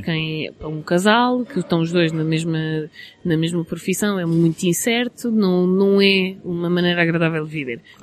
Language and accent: Portuguese; Portugal; now in London, United Kingdom; nós somos de Portugal, somos latinos